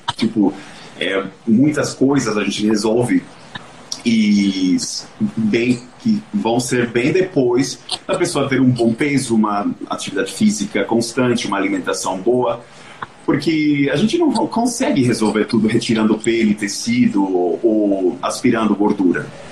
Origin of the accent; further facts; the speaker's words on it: Venezuela; moved away; eu sou venezuelano